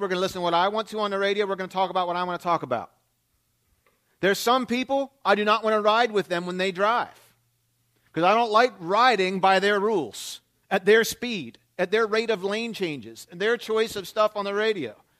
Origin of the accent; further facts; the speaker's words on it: Philadelphia, Pennsylvania, United States; moved away; was born and raised in the Philadelphia area